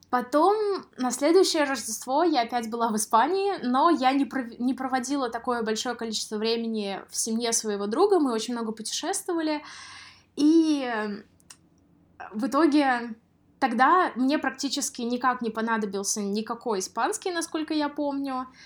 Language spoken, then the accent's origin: Russian; Samara, Samara Oblast, Russia; moved away; в городе Самара, в своём городе